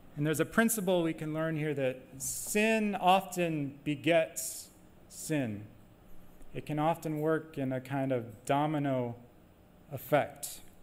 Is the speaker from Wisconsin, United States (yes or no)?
yes; Wisconsin, United States; moved away; I'm from Wisconsin, but I guess I've been away too long.